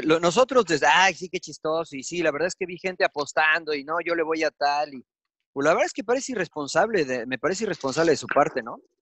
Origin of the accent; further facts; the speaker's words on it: Mexico; accent: Mexican; se dieron cuenta de mi acento, se empezaron a poner un poquito agresivos porque mexicano